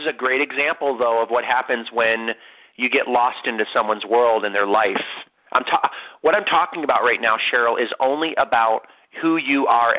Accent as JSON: {"language": "English", "town": "San Diego", "region": "California", "country": "United States", "said": "We are from San Diego."}